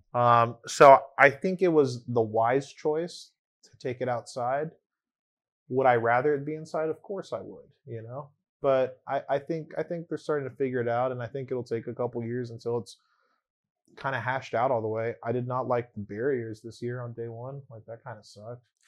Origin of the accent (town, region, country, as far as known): Long Beach, California, United States; first language English